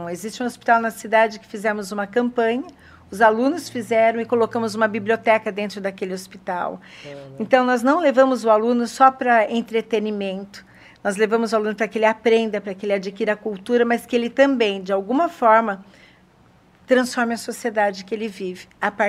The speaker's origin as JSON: {"language": "Portuguese", "region": "São Paulo", "country": "Brazil", "lives_now": "Sorocaba, Brazil", "said": "Eu vim de São Paulo para Sorocaba com depressão pós-parto"}